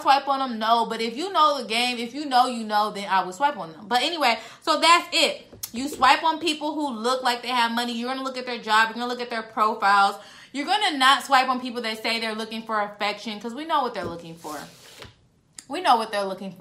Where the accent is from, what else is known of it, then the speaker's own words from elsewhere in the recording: San Diego, California, United States; now in Dallas, United States; I'm from San Diego